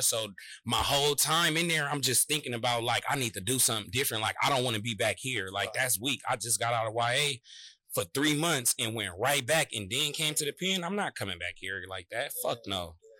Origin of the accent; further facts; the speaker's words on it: San Francisco, California, United States; We was already going to Leonard R. Flynn across the street from Army Street together